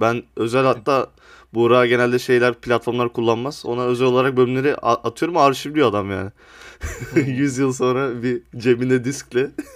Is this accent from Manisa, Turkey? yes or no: no; Sivas Province, Turkey; ben mesela kendim Sivaslıyım